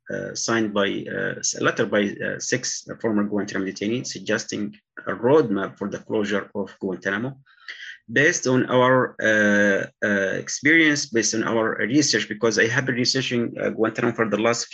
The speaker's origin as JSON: {"language": "English", "country": "Yemen", "tie": "born or raised there", "moved": "as an adult", "said": "I was raised in a regular village in Yemen on the mountain."}